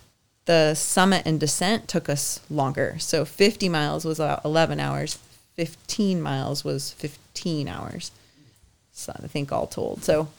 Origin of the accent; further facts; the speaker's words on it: Bow, Washington, United States; also born or lived in Boulder, Colorado / Bend, Oregon / Seattle, Washington; I grew up in Bow, which is like a little south of Bellingham, and went to school in Burlington.